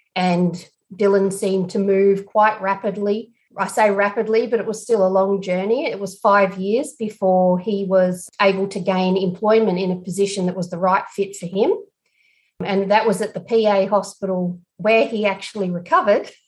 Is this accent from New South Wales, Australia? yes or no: yes; Broken Hill, New South Wales, Australia; Broken Hill, where we were filming, which is my hometown